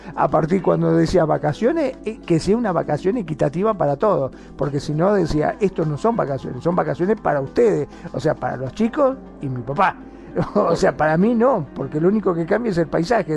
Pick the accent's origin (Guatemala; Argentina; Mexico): Argentina; Mar del Plata, Buenos Aires Province; yo soy de Mar del Plata